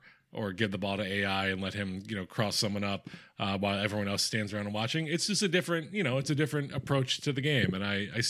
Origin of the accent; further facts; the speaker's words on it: Philadelphia, Pennsylvania, United States; I'm from Philadelphia